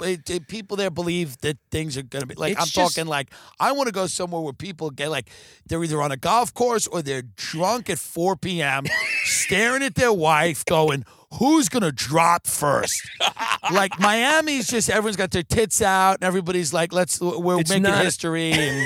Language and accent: English; United Kingdom; the first thing is I'm black and I'm British